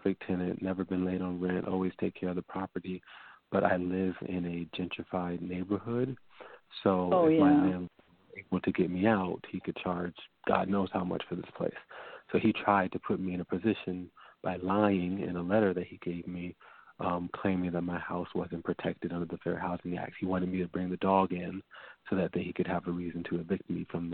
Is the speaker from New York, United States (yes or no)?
yes; Mount Vernon, New York, United States; In Mount Vernon, New York